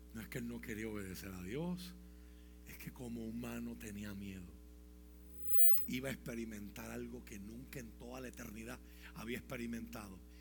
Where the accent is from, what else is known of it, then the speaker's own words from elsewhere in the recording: Puerto Rico; aquí tenemos un reto como puertorriqueño